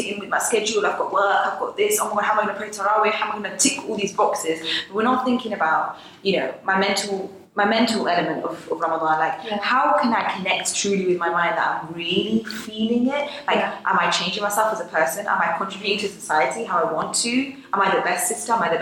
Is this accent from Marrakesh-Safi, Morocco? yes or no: yes; Marrakesh, Marrakesh-Safi, Morocco; I'm Moroccan, so fasting in Morocco, in Marrakesh, I'm from Marrakesh